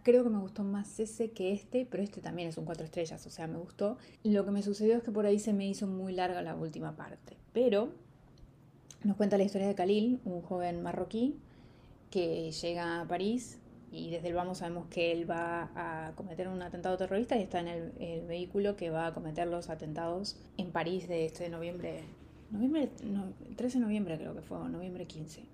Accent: Argentina; soy argentina

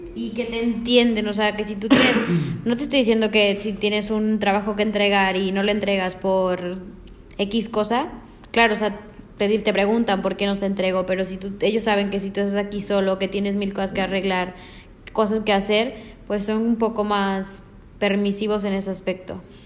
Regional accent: Mexico; moved away as an adult; now in Barcelona, Spain; Yo vengo de México, eh, me vino a hacer prácticas aquí por parte de otra universidad me gustó Barcelona, me quise quedar a vivir aquí

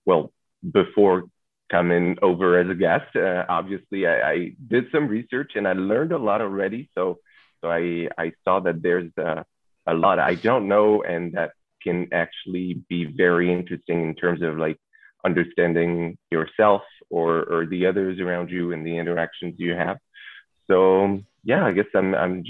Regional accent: Toulon, Provence-Alpes-Côte d'Azur, France; moved away as an adult; now in Paris, France; I was born and raised in Toulon

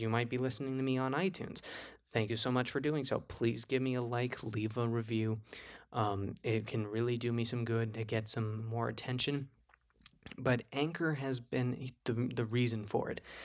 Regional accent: New Jersey, United States; New Jersey, my hometown

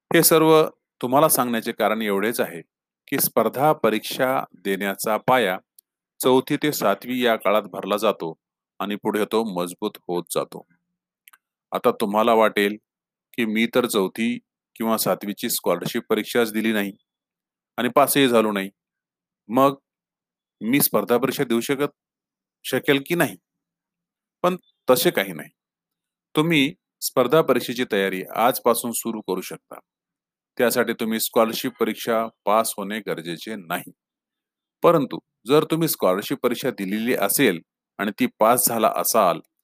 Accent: Rui, Maharashtra, India; moved away as an adult; now in Pune, India; माझे जिल्हा परिषद प्राथमिक शाळा रुई तालुका हदगाव येथील दिवस

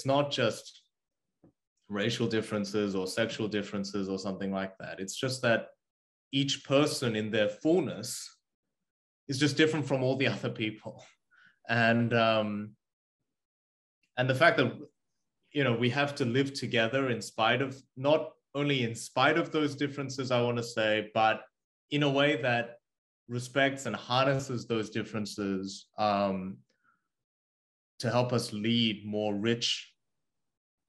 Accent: Australia; English is a second language; also born or lived in South Korea; I was born in South Korea and I moved to Australia when I was 8. And I didn't have the language

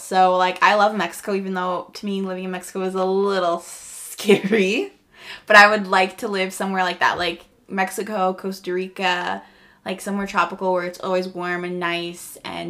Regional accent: Bonnyville, Alberta, Canada; also born or lived in Phoenix, United States; so I was born in Phoenix, Arizona, and then I moved to Bonnyville, Alberta. And yeah, when I was 13, so half and half, I guess.

